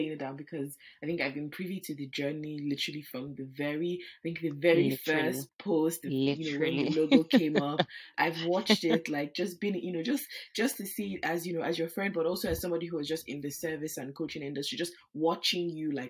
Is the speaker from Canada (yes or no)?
no; Nigeria; now in United Kingdom; I live in the UK, but I'm also Nigerian